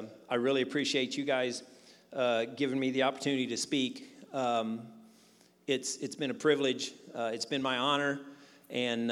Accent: Jackson, Missouri, United States; moved away as an adult; I grew up in Jackson

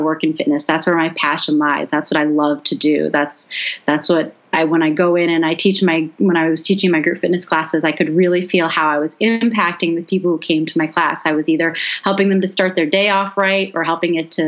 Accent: Boston, Massachusetts, United States; moved away as an adult; also born or lived in Washington, D.C.; now in Las Vegas, United States; I grew up in Boston

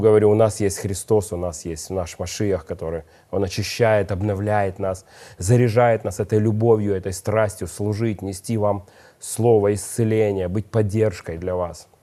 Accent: Odesa, Odesa Oblast, Ukraine; я одессит

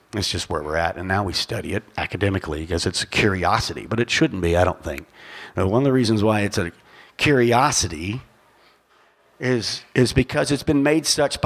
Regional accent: Paducah, Kentucky, United States; I'm from Paducah, Kentucky, named after Chief Paduke

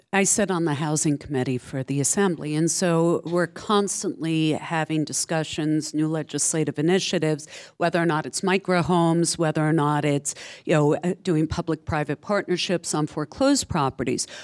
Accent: Saddle River, New Jersey, United States; I grew up in Saddle River

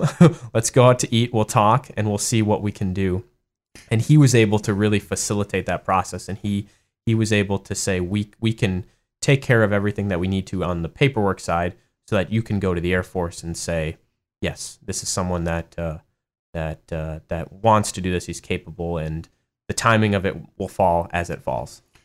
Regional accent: Madison, Wisconsin, United States; moved away as an adult; I spent all my, my entire life in, in Madison

